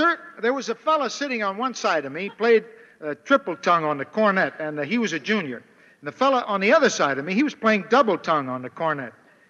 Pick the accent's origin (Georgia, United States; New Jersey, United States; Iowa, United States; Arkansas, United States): Iowa, United States; Mason City; moved away; Mason City, Iowa. That's my hometown